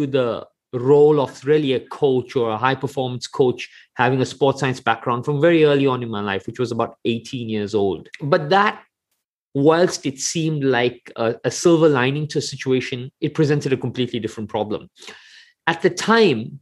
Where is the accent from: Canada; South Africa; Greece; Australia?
South Africa; I grew up in South Africa and I'm of Indian origin